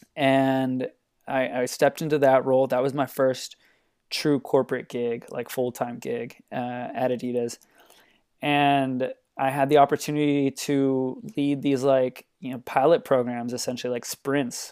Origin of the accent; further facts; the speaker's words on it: Los Angeles, California, United States; moved away as an adult; now in Portland, United States; I'm from Los Angeles, California.